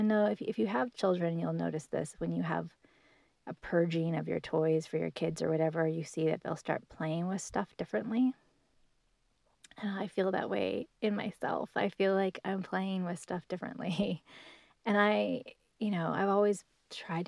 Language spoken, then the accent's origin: English; Washington, United States; I grew up in Washington State